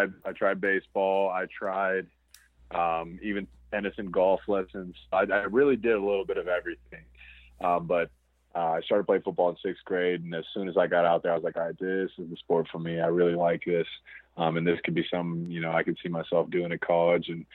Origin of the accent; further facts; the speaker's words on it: Pickerington, Ohio, United States; moved away as an adult; also born or lived in Michigan; I was born and raised in Columbus, Ohio, actually a little smaller town right outside of it called Pickerington, Ohio. That's where I spent most of my childhood